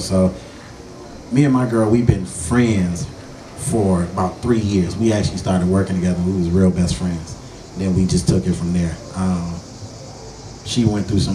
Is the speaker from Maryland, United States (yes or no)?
no; Oak Park, Michigan, United States; also born or lived in Detroit; I was born in Detroit, but I grew up in Oak Park